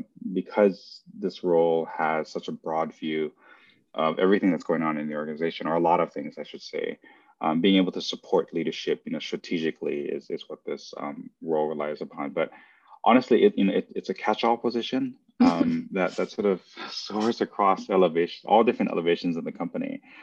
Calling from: Los Angeles, California, United States; From Los Angeles, California.

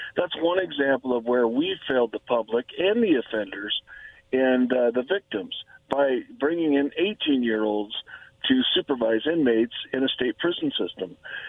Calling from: La Grande, Oregon, United States; from La Grande, Oregon.

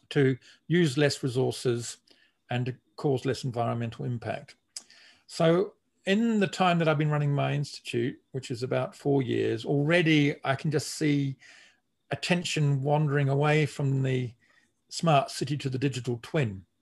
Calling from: Melbourne, Victoria, Australia; I'm speaking from Melbourne in Australia, and we are now facing the worst road congestion.

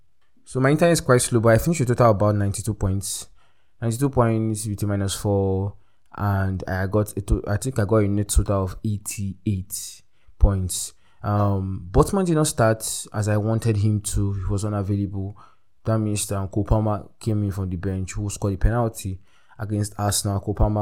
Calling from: Abuja, Federal Capital Territory, Nigeria; I'm recording from Abuja, Nigeria, the heart of Nigeria

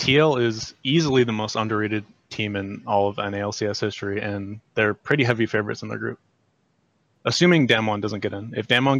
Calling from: North Royalton, Ohio, United States; I'm from North Royalton, Ohio. It's near Cleveland.

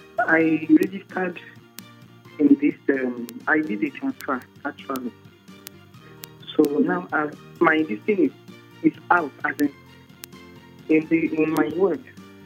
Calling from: Kubwa, Federal Capital Territory, Nigeria; I'm calling you from Kubwa.

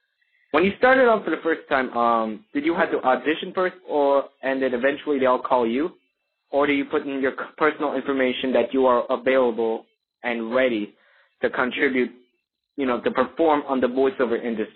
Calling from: Ladyville, Belize District, Belize; I'm calling from Ladyville, Belize.

